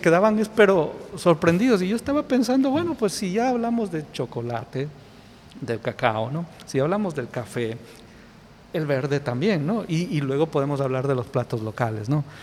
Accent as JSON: {"language": "Spanish", "country": "Ecuador"}